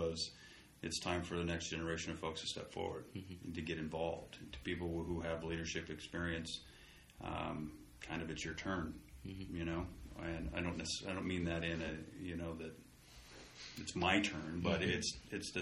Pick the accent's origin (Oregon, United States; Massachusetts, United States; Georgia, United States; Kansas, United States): Oregon, United States; Hermiston; moved away as an adult; now in Pendleton, United States; I grew up in Hermiston. I've lived in Hermiston through high school.